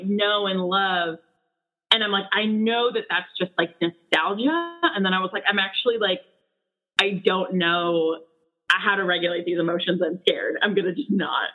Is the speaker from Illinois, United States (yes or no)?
yes; Chicago suburbs, Illinois, United States; now in Chicago, United States; we're from like an hour away